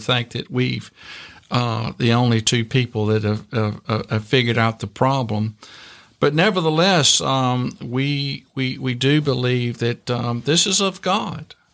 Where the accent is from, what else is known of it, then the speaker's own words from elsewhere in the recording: Virginia, United States; I grew up in Virginia in small town, rural Virginia